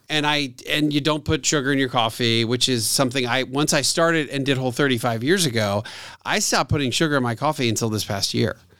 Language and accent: English; Atlanta, Georgia, United States; my hometown radio station that I also do radio on